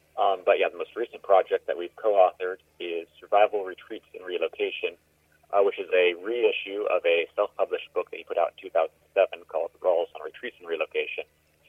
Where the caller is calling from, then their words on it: Post Falls, Idaho, United States; Post Falls. It's a beautiful area up near Lake Coeur d'Alene.